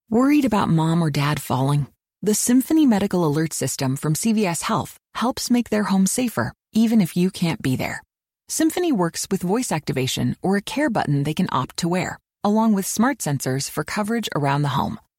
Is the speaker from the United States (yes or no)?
yes; Montgomery County, Maryland, United States; I am originally from Montgomery County, Maryland